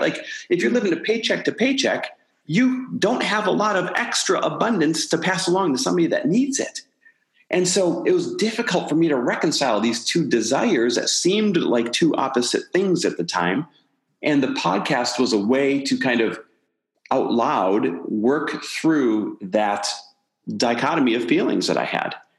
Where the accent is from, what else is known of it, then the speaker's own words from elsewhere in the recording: Midwest, United States; now in Santa Monica, United States; I am Midwest born and raised. Now living out here in Santa Monica, California